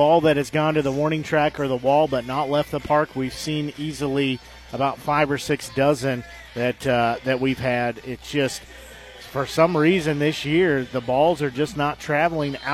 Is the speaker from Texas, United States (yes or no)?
no; Nevada, Missouri, United States; growing up in Nevada and the Griffins are dear to my heart